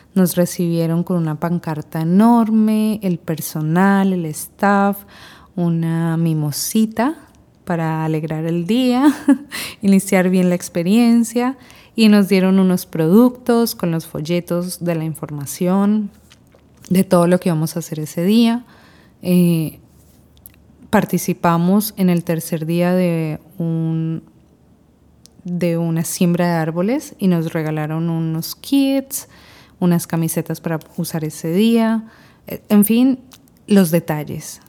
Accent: Colombia; moved away as an adult; now in Panama; Yo soy colombiana, pero vivo desde hace seis años en Panamá

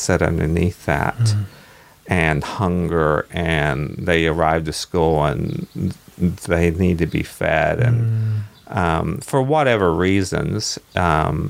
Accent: Kentucky, United States; moved away as an adult; now in New Zealand; I was born in Kentucky and ran away from home when I was 19, joined the Navy, bang, to get away from the small town.

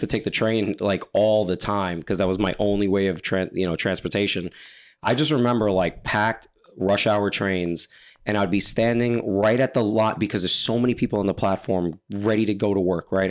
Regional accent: New York, United States; I'm from New York

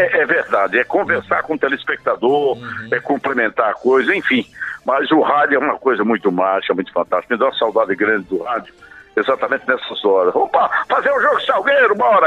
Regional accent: Caruaru, Pernambuco, Brazil; moved away; sou de Caruaru, matutinho de Caruaru

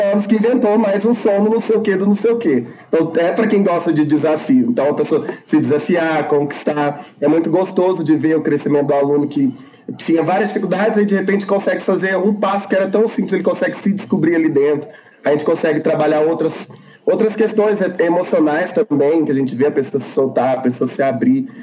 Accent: Araguari, Minas Gerais, Brazil; moved away as an adult; now in Uberlândia, Brazil; sou de Araguari, agora moro em Berlândia

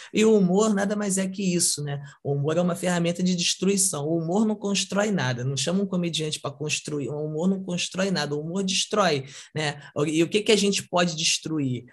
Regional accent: São Gonçalo, Rio de Janeiro, Brazil; sou de São Gonçalo, Rio de Janeiro, é uma comunidade e tal

